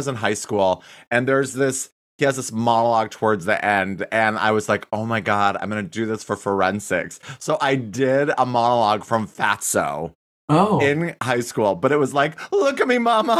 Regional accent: Wyoming, United States; I'm from Wyoming

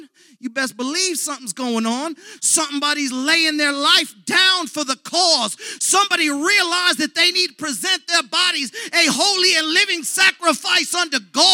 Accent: United States; I was born here in America.

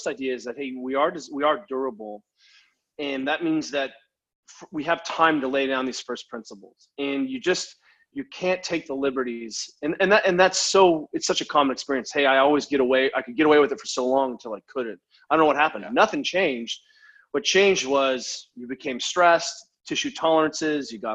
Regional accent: United States; being an American

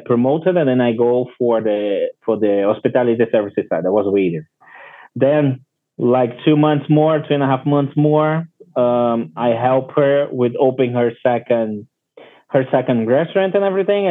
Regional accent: Brazil; English is a second language; now in Puerto Plata, Dominican Republic; I'm from Brazil originally

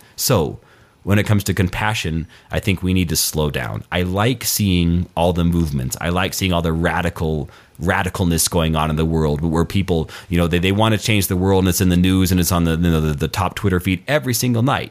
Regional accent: Albuquerque, New Mexico, United States; moved away; Albuquerque, my hometown

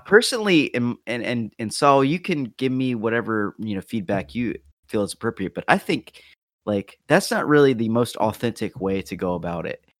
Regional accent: North Carolina, United States; my home state of North Carolina

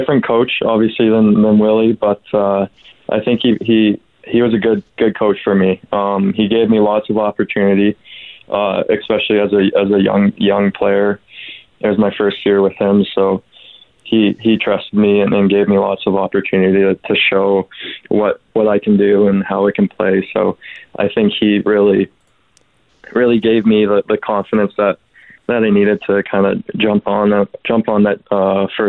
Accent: Duncan, British Columbia, Canada; I grew up around kind of junior A as well with the Couch from Capitals from my hometown

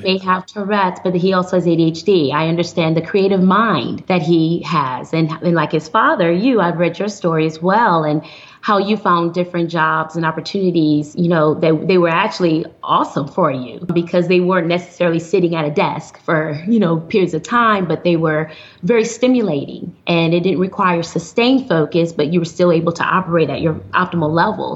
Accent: Flint, Michigan, United States; now in Houston, United States; I'm originally from Flint, Michigan

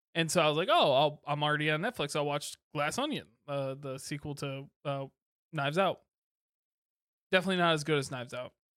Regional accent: Kalamazoo, Michigan, United States; I grew up in Kalamazoo, home of Bells

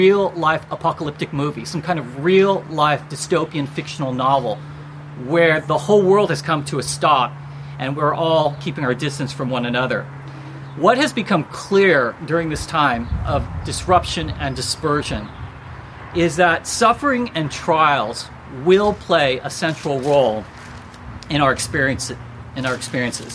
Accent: United States; I'm Asian American

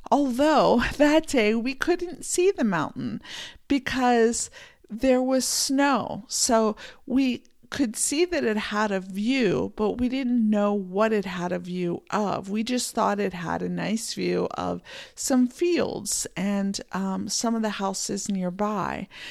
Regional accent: Pennsylvania, United States; moved away as an adult; now in Montana, United States; I grew up in Pennsylvania in a small town

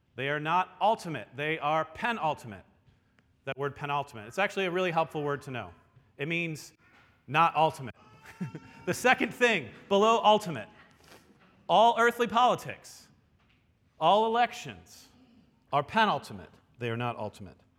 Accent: United States; we, as American citizens

